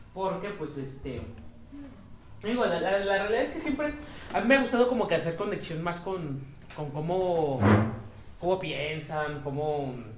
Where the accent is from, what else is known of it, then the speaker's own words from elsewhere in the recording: Mexico; nosotros los mexicanos